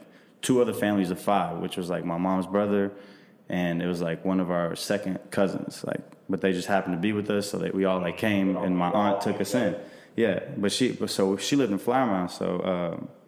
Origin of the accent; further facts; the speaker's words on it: Kosovo; now in United States; So I'm Albanian, but I'm from Kosovo.